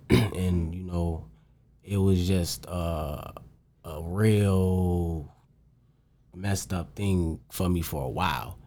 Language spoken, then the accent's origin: English; St. Paul, Minnesota, United States; I grew up in St. Paul, like the capital of the city